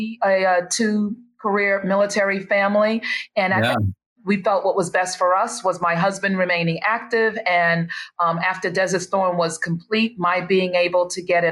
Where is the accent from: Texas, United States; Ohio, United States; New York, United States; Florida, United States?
New York, United States; New York City; moved away as an adult; also born or lived in Georgia / Fort Bragg, North Carolina; now in Summerville, United States; So I was born and raised in New York City, and my parents are from South Carolina